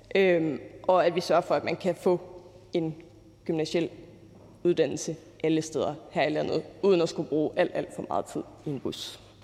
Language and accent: Danish; Aarhus, Central Denmark Region, Denmark; Nu er jeg selv fra Aarhus